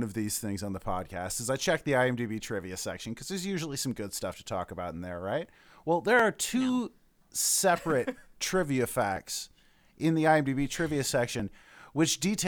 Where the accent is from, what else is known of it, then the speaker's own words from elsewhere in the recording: United States; I'm American